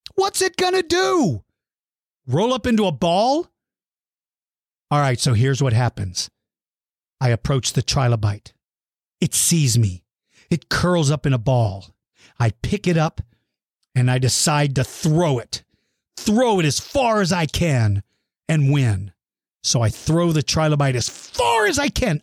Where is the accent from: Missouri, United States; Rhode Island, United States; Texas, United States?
Texas, United States; also born or lived in Suitland, Maryland; I've lived here since I started the second grade. So this is the only second time that I've seen it snow in Texas.